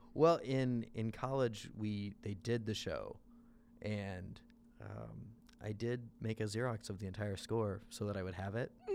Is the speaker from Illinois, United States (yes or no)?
yes; Southern Illinois, United States; now in Chicago, United States; I grew up in Southern Illinois.